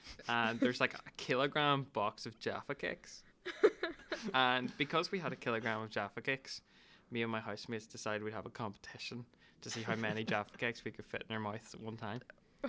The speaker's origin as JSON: {"language": "English", "area": "Tyrone", "region": "Northern Ireland", "country": "United Kingdom", "moved": "as an adult", "lives_now": "Belfast, United Kingdom", "said": "I'm 21, and I'm from Tyrone, so not a native Belfast person."}